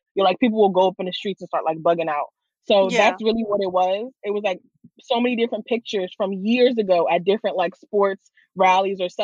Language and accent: English; New York City, New York, United States; accent: New York; I'm from Queens.